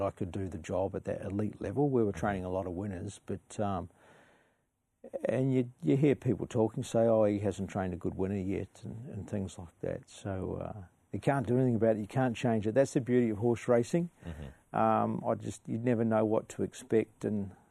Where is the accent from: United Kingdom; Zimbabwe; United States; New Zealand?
New Zealand; now in Australia; I had a good upbringing on a dairy farm in New Zealand.